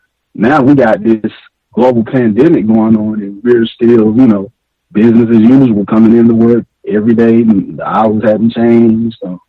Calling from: Atlanta, Georgia, United States; I'm calling you from Atlanta, Georgia.

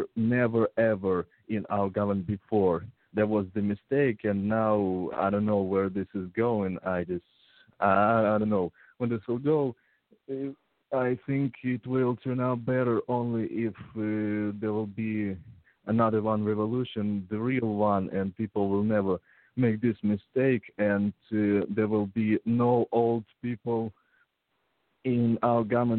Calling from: Ukraine; English is a second language; I'm actually calling from Ukraine via Google.

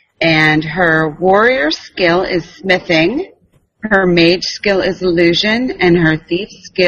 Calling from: Pennsylvania, United States; I am calling from Pennsylvania in the U.S.

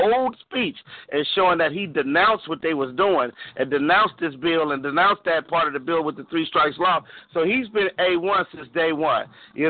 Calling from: Los Angeles, California, United States; from South Central LA.

